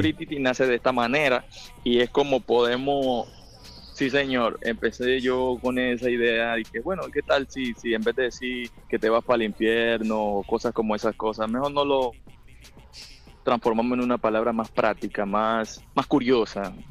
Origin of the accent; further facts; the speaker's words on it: Buenaventura, Valle del Cauca, Colombia; accent: Colombian; moved away as an adult; now in United States; yo nací en la ciudad de Colom de Buenaventura, Valle del Cauca, Colombia. Em, ¿Qué te digo? Me mudé a Estados Unidos en el 2012 exactamente